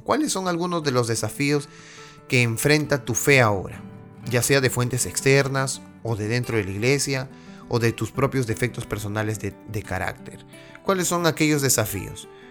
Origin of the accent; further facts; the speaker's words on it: Peru; now in United States; mi país natal, Perú